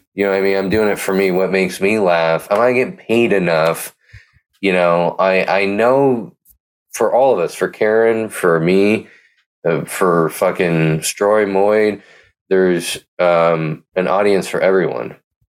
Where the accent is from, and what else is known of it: Pleasanton, California, United States; born or raised there